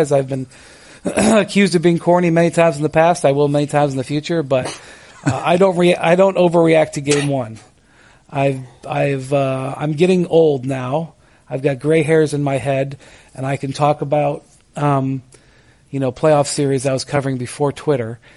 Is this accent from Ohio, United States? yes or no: yes; Akron, Ohio, United States; when I grew up in Akron, Ohio, home of Goodyear, I heard about the Akron Wingfoots.